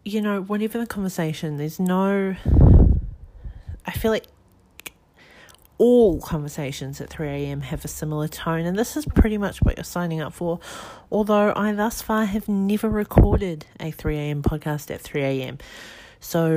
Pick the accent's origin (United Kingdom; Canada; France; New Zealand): New Zealand; now in Australia; I'm currently living in Australia. I'm from New Zealand.